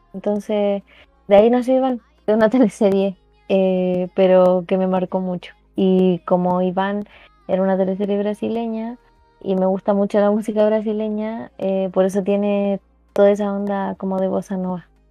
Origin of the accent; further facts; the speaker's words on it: Talagante, Santiago Metropolitan Region, Chile; Yo soy de, una, de un pueblito muy pequeño que es muy poco conocido y se llama Talagante.